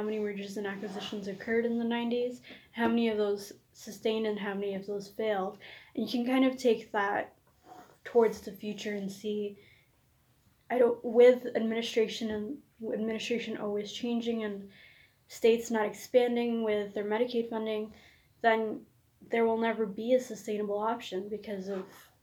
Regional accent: Mississauga, Ontario, Canada; moved away; I'm from Mississauga, Ontario.

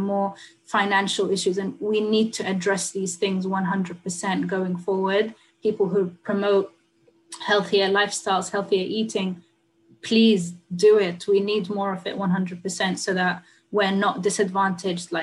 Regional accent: Sudan; also born or lived in United Kingdom; now in United States; I had to leave my home country of Sudan

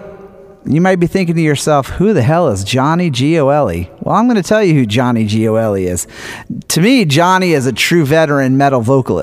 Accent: New Orleans, Louisiana, United States; I'm from New Orleans

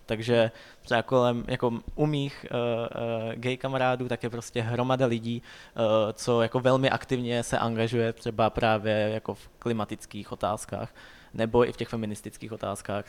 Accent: Vysočina Region, Czechia; now in Prague, Czech Republic; já jsem jako původem z Vysočiny

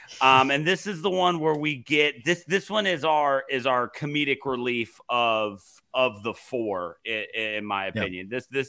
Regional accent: Alabama, United States; And I'm from Alabama. I live amongst them.

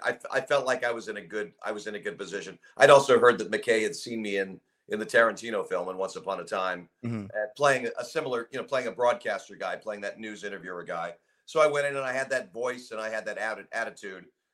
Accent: Los Angeles, California, United States; I grew up in Brentwood, Santa Monica

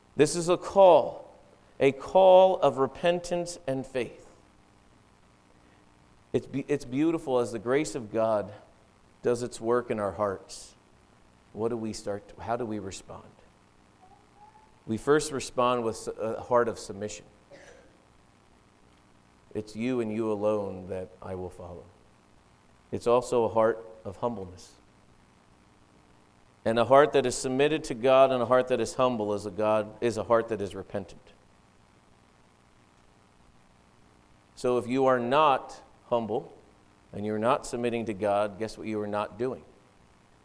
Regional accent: East Coast, United States; moved away; I grew up in the East Coast

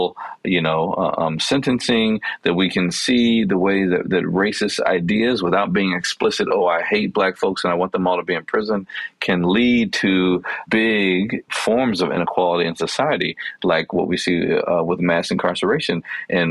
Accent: Chicago, Illinois, United States; I grew up in Chicago in a neighborhood that was predominantly Black and Latinx

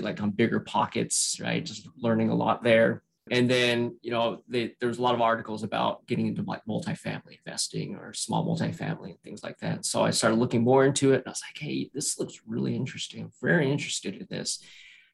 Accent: Salt Lake City, Utah, United States; also born or lived in San Francisco, California / Northern Virginia; now in Virginia, United States; So I was born and raised in Salt Lake City, Utah.

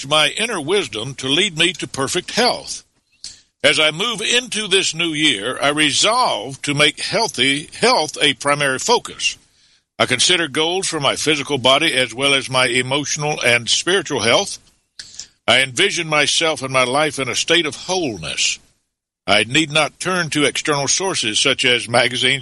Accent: Atlanta, Georgia, United States; moved away as an adult; my hometown of Atlanta, Georgia.

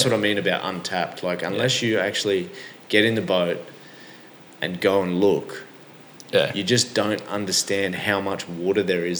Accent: Rockhampton, Queensland, Australia; also born or lived in Yeppoon; We go to that region quite a lot, Central Queensland. I was born there.

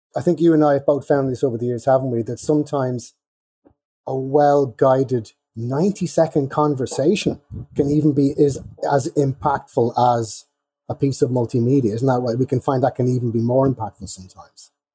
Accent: Ireland; I am Irish.

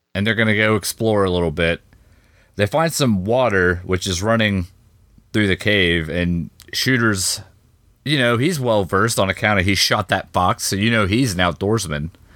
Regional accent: United States; I'm an American

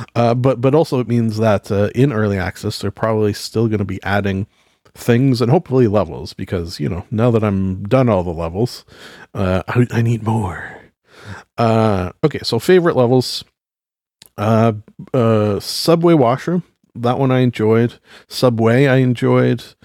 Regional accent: Canada; being Canadian

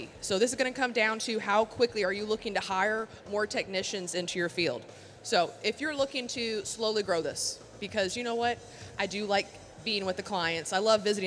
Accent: Louisville, Kentucky, United States; I am from Louisville, Kentucky, born and raised

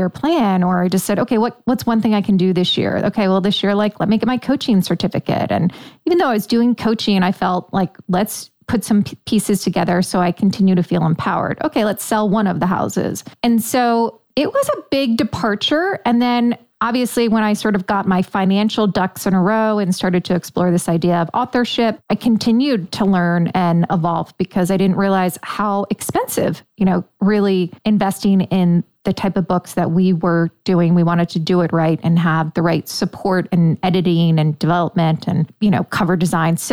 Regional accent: Delaware, United States; moved away as an adult; also born or lived in New York / Manhattan, New York; now in St. Augustine, United States; I was born in New York, raised in Delaware, and then spent most of my adult life in Manhattan or in the boroughs, Queens, Long Island.

